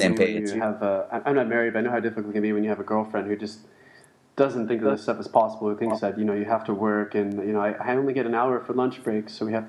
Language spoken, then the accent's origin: English; California, United States; they don't even realize I'm from Southern California